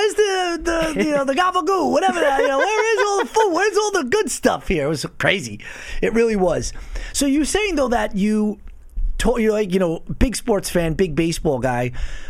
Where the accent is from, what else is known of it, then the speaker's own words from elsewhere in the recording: Long Island, New York, United States; here on Long Island, when I would grow up, I play in the street, we're around the corner, we're playing hockey in the street, we're playing football in the street, we're hanging out in the woods